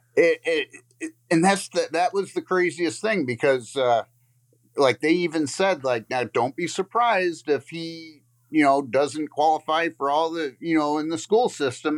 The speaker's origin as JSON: {"language": "English", "town": "Lakeview", "region": "Michigan", "country": "United States", "said": "I'm from Lakeview, Michigan"}